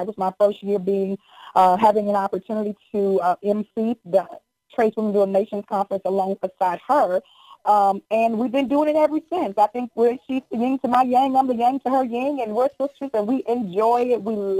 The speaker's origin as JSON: {"language": "English", "region": "the South", "country": "United States", "said": "I'm from the South."}